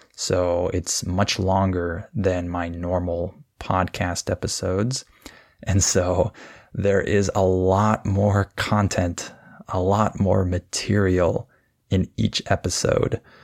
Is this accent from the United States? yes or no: yes; California, United States; I'm from California. This is where I was born and raised